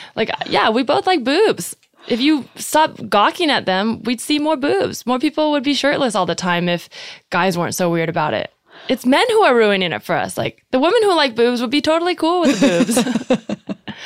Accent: Bay Area, California, United States; I grew up in the Bay Area

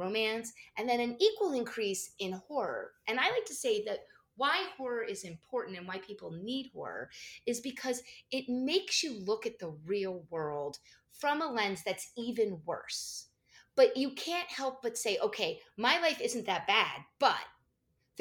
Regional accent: New Jersey, United States; I grew up in New Jersey, so of course it was a local mall

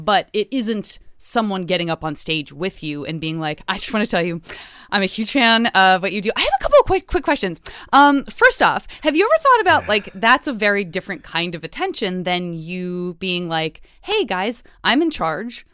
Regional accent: Arizona, United States; I grew up in Arizona

